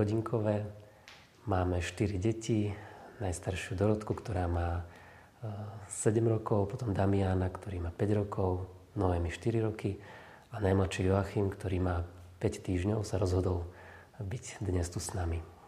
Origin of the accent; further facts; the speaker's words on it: Šamorín, Trnava Region, Slovakia; moved away as an adult; now in Belušské Slatiny, Slovakia; vrátiť sa medzi našich do Šamorína